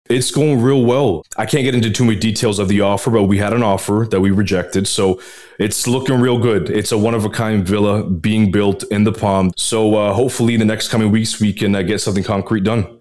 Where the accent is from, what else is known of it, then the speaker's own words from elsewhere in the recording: Canada; now in Dubai, United Arab Emirates; myself being Canadian as well, one of the reasons why I moved here